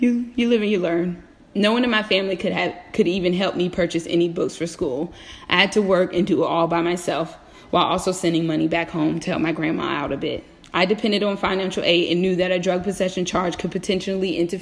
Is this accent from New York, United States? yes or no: no; Virginia, United States; Born and raised in the Commonwealth of Virginia, I am very familiar with how the police behave here.